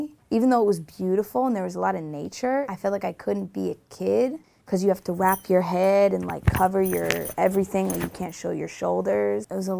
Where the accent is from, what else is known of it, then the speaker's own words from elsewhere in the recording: Tarzana, California, United States; also born or lived in Rye; I was born in Tarzana, moved to Rye. When we moved back, we went straight to an ashram, and we lived on an ashram for about 4 years.